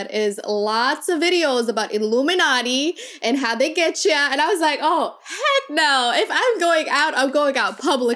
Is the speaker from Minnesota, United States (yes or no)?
yes; Minnesota, United States; also born or lived in Kakuma refugee camp, Kenya; I came from Minnesota